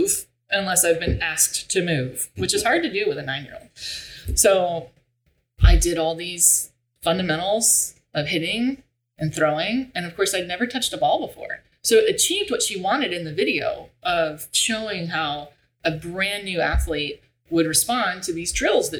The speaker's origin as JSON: {"language": "English", "town": "Bartow", "region": "Florida", "country": "United States", "tie": "born or raised there", "said": "I grew up, we're from Central Florida. Dot was born in Central Florida. I was born in Central Florida"}